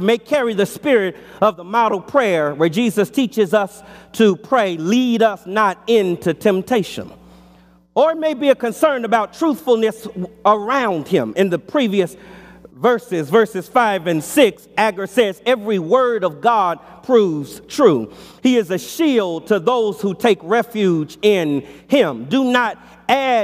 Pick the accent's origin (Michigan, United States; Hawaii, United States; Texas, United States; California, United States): California, United States; Los Angeles; As a boy growing up in Los Angeles in our childhood home